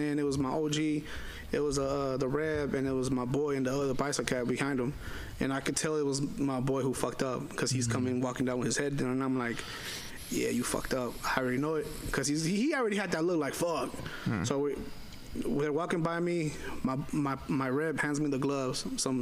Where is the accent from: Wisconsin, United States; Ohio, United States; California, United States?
California, United States; Richmond; I'm a Mexican from the Bay Area